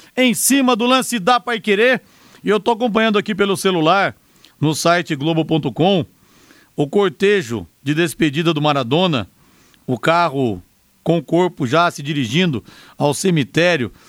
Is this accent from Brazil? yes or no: yes; São José dos Campos, São Paulo, Brazil; Eu sou de São José dos Campos